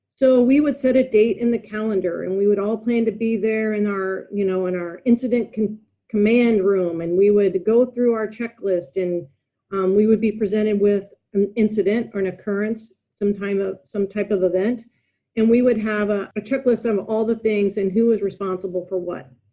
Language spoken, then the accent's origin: English; United States; moved away as an adult; also born or lived in Dallas, Texas / Melbourne, Australia / Europe; now in Sydney, Australia; I'm American.